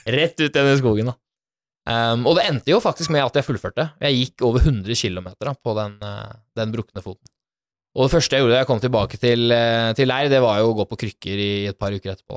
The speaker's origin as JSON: {"language": "Norwegian", "town": "Bærum", "region": "Akershus", "country": "Norway", "tie": "born or raised there", "said": "jeg er jo opprinnelig fra Bærum. En helt eh, vanlig gutt som er født og oppvokst der."}